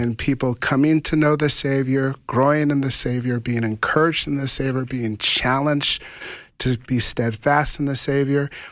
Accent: Grand Forks, North Dakota, United States; also born or lived in Fargo; someone from Grand Forks, my hometown

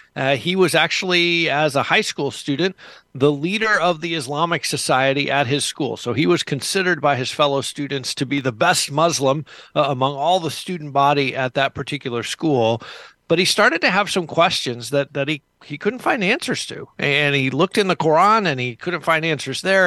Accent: United States; me as an American

